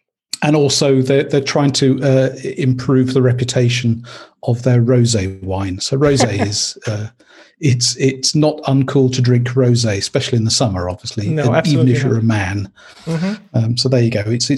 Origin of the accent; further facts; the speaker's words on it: Leeds, Yorkshire and the Humber, United Kingdom; also born or lived in Kent; So I was brought up in Leeds in Yorkshire.